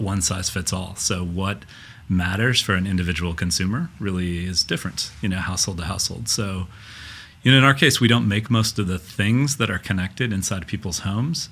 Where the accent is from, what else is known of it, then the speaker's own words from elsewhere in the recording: Minnesota, United States; now in Silicon Valley, United States; me as a Minnesotan